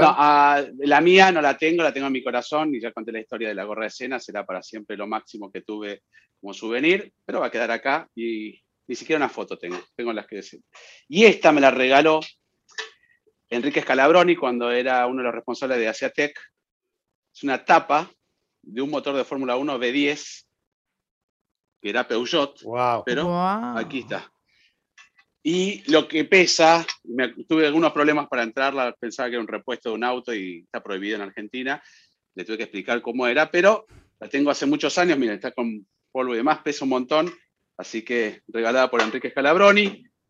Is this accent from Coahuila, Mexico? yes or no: yes; Saltillo, Coahuila, Mexico; de Saltillo, Coahuila, México.